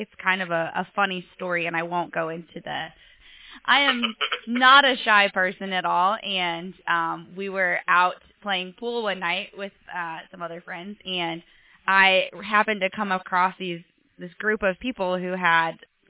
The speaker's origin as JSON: {"language": "English", "town": "Deep River", "region": "Iowa", "country": "United States", "moved": "as an adult", "lives_now": "Fort Worth, United States", "said": "And I'm from Deep River, Iowa, and just had moved to Fort Worth, Texas."}